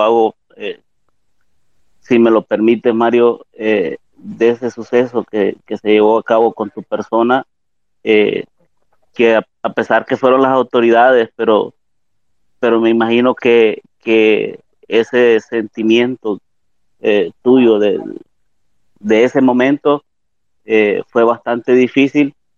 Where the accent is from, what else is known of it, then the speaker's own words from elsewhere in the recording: El Salvador; moved away; como salvadoreños en el exterior